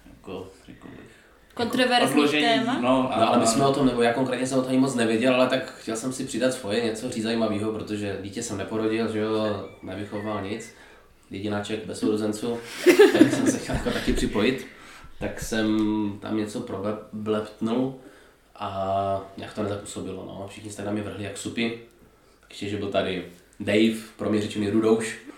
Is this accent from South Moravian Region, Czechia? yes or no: no; Český Těšín, Moravian-Silesian Region, Czechia; Tak, aby to nebylo složité … jsme … z Těšína